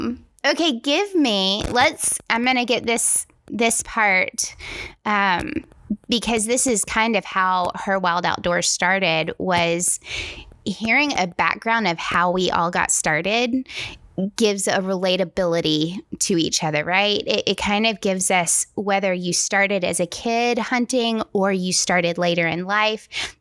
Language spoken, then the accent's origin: English; the South, United States; accent: Southern; my Southern accent is going to come out more in this podcast